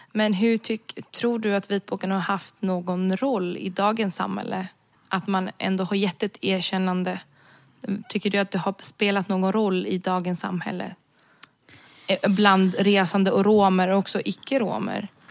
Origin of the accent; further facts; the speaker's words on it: Sweden; jag är född och uppvuxen i Sverige